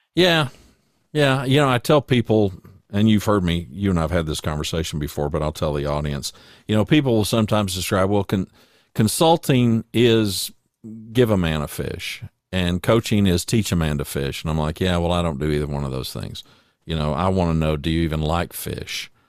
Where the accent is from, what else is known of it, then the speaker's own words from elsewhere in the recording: Louisiana, United States; moved away as an adult; also born or lived in Ada, Oklahoma; now in Hot Springs Village, United States; I was born in nineteen fifty-seven in Ada, and we left, uh, I was in third grade, and we moved to Louisiana, and I pretty much, until I got married, spent the rest of my life growing up in Louisiana